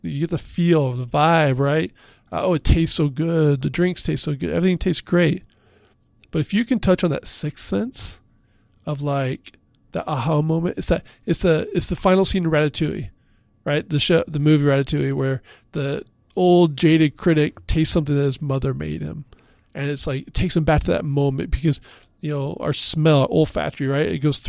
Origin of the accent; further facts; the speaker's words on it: Pacific Northwest, United States; now in Philadelphia, United States; I grew up in the Pacific Northwest. I had no association with Pennsylvania